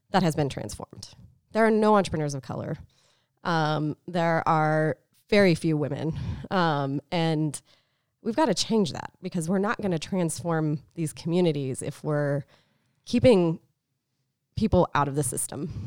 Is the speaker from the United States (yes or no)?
yes; Tucson, Arizona, United States; moved away; also born or lived in Boston; I grew up in Tucson, so small city